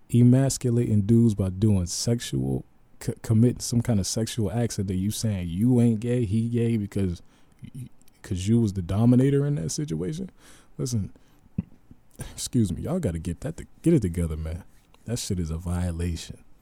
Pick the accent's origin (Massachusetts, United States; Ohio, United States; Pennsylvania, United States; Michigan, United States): Ohio, United States; Youngstown; moved away as an adult; I'm from Ohio.